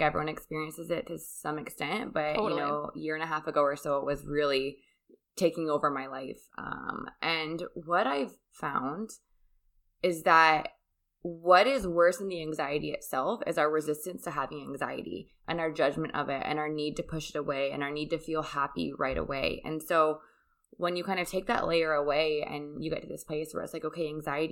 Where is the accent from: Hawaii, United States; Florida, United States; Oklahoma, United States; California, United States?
California, United States; moved away as an adult; also born or lived in Colorado / Bali / Costa Rica / Mexico; now in North Carolina, United States; I grew up in California